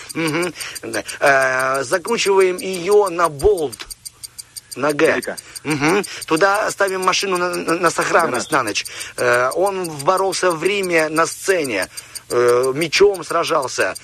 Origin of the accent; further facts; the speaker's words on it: Tiraspol, Transnistria, Moldova; И я из Тирасполя